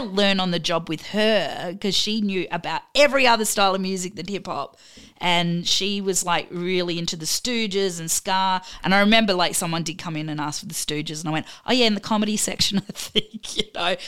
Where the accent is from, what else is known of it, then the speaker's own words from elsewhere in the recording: Adelaide, South Australia, Australia; moved away as an adult; now in Melbourne, Australia; I'm originally from Adelaide, and then I moved to Melbourne